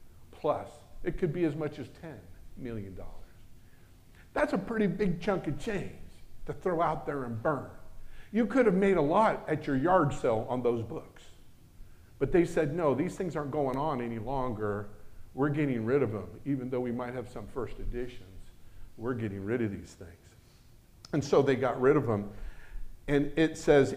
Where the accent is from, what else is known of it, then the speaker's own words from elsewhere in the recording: United States; I'm American